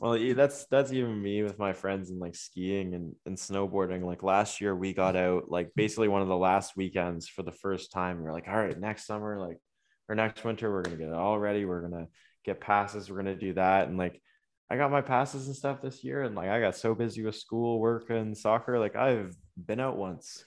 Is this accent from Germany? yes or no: no; Waterloo, Ontario, Canada; growing up in Waterloo, like, I grew up with Laurier and University of Waterloo five minutes from my house